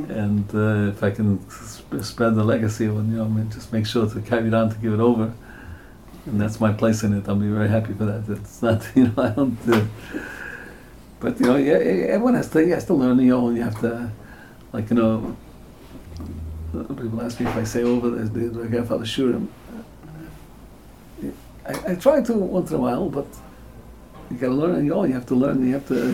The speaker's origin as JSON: {"language": "English", "country": "United States", "tie": "born or raised there", "said": "And we're all American born."}